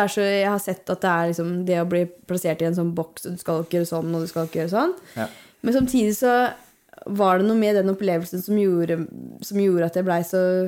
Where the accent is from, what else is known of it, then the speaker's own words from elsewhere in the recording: Hallingdal, Buskerud, Norway; Jeg er jo fra Hallingdal.